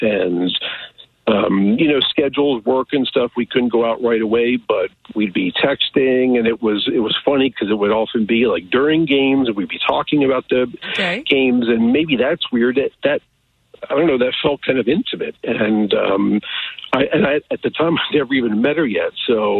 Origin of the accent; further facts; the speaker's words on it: United States; Just outside Kansas City.